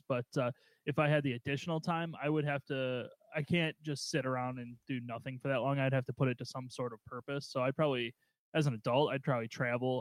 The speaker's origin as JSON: {"language": "English", "town": "Waukegan", "region": "Illinois", "country": "United States", "tie": "born or raised there", "said": "my growing up in Waukegan, yeah, we didn't have air conditioning in our first house."}